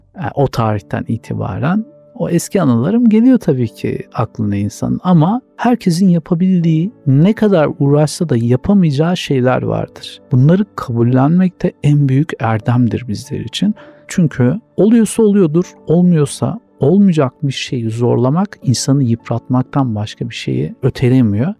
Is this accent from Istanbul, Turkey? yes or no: no; Sakarya, Turkey; 1979 doğumlu Sakaryalıyım.